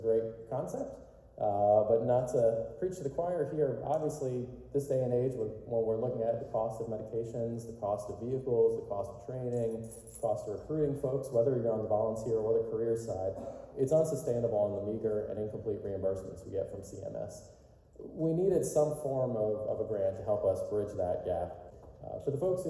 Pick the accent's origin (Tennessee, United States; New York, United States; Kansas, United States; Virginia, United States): Virginia, United States; I'm from Virginia. I live in the DC metro area